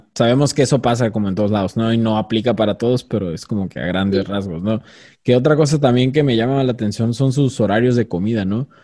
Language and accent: Spanish; Mexico; nosotros mexicanos